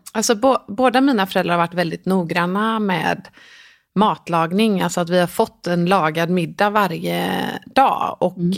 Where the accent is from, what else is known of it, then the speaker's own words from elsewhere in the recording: Gothenburg, Västra Götaland, Sweden; jag är uppvuxen i Göteborg mm. i en liten närort som heter Pixbo